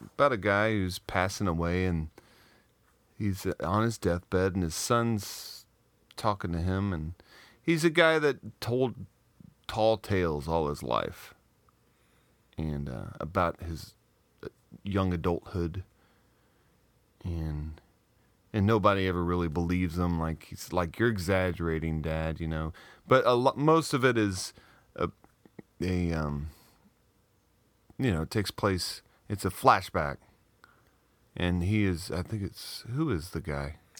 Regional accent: Southeast Missouri, United States; I grew up in Southeast Missouri

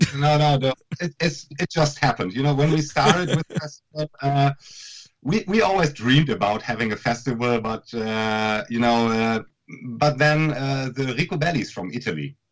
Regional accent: Münster, North Rhine-Westphalia, Germany; our festival that we're doing in our hometown Münster

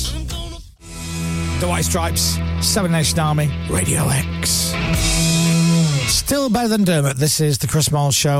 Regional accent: Leeds, Yorkshire and the Humber, United Kingdom; now in London, United Kingdom; I'm from Leeds.

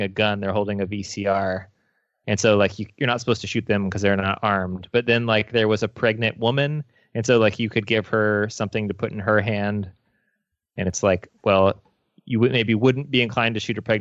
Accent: Midwest, United States; We're from the Midwest

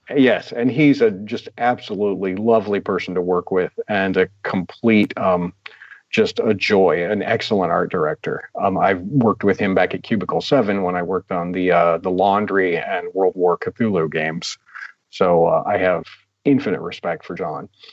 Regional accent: United States; I'm an American.

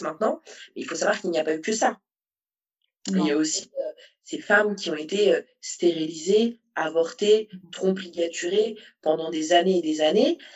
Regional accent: Saint-Paul, Réunion; moved away as an adult; also born or lived in southern Île-de-France, France; now in France; je suis de Saint-Paul

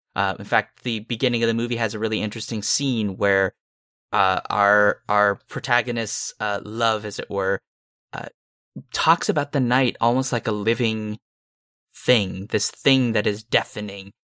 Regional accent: Santa Cruz, California, United States; I'm from Santa Cruz

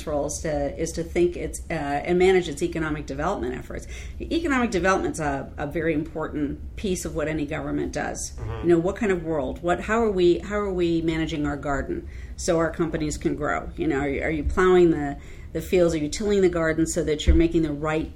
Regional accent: Chicago, Illinois, United States; now in Maryland, United States; I'm a Chicagoan

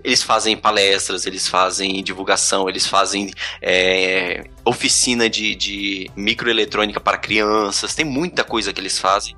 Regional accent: Brasília, Federal District, Brazil; eu sou daqui de Brasília

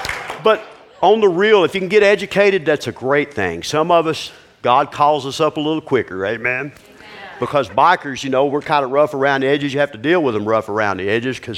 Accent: Houston, Texas, United States; also born or lived in Hemphill, Texas; I'm from Houston, a big city

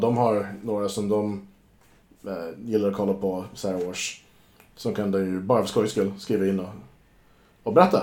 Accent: United States; moved away; när jag var barn i USA

